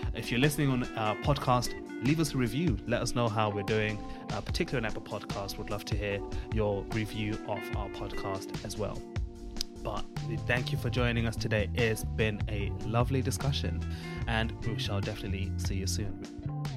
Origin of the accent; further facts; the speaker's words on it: Zimbabwe; where we come from Zimbabwe, which is a Southern African country